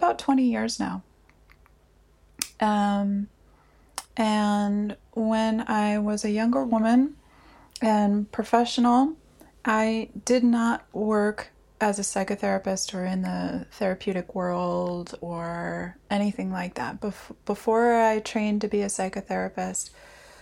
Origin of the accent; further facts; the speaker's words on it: United States; now in Helsinki, Finland; I am an American living here in Helsinki